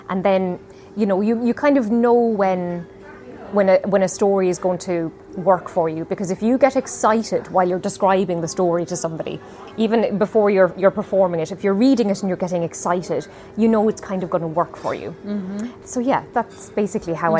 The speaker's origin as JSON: {"language": "English", "country": "Ireland", "said": "I'm an Irish storyteller"}